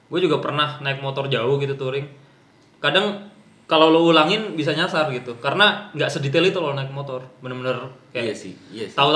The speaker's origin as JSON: {"language": "Indonesian", "region": "Riau", "country": "Indonesia", "also_born_or_lived": "Bandung", "said": "Jadi gue dari Riau ke Bandung kenal pertama kali anak fiksi itu anak fiksi Bandung."}